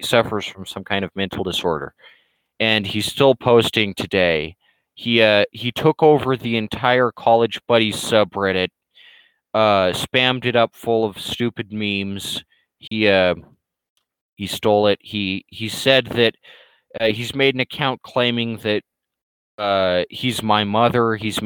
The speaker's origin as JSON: {"language": "English", "country": "United States", "said": "an American"}